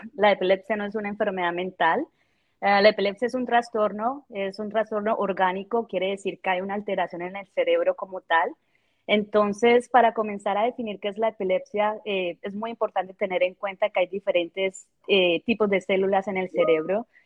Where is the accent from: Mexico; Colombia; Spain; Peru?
Colombia; moved away as an adult; also born or lived in Bogotá; now in Kansas, United States; yo soy de Colombia